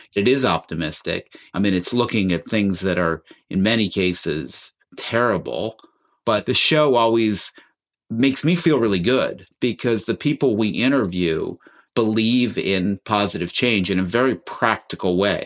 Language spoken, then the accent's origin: English; Chicago, Illinois, United States; I grew up listening on the radio growing up in Chicago to Studs Terkel